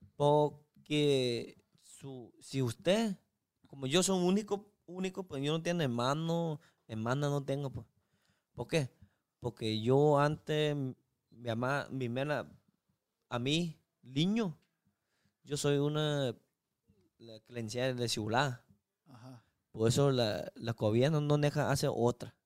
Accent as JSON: {"language": "Spanish", "country": "China", "second_language": "Spanish", "moved": "as an adult", "lives_now": "Culiacán, Mexico", "said": "soy uno chino una persona china"}